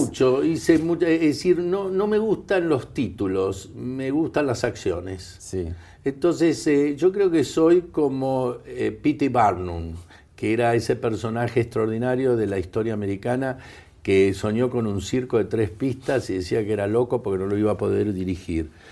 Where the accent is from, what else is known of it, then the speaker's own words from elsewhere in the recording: Argentina; moved away; siendo ciudadano argentino, no residente, pero argentino